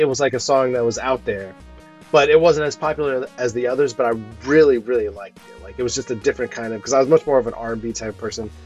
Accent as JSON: {"language": "English", "region": "Ohio", "country": "United States", "tie": "born or raised there", "said": "growing up in Ohio"}